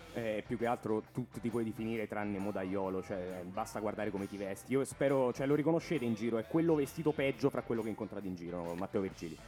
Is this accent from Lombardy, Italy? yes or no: no; Latina, Lazio, Italy; Qui siamo nella mia città natale, a Latina